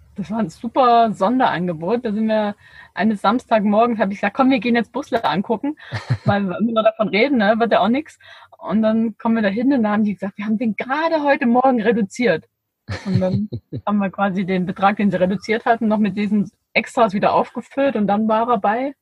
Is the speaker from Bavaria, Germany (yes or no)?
no; Ore Mountains, Saxony, Germany; now in Herrenberg, Germany; ich komme ja ursprünglich aus dem Erzgebirge